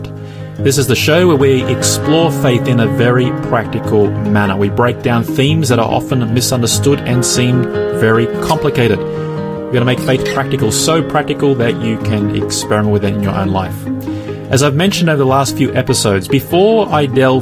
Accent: Australia; by the time I was 10, our home was like any other secular home in Australia

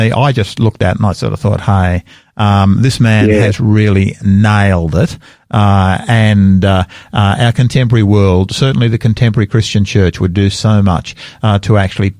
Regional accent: Australia; I'm an Australian. I'm proud of being an Australian. I'm a second, third, fourth, I'm not sure how many generation Australian.

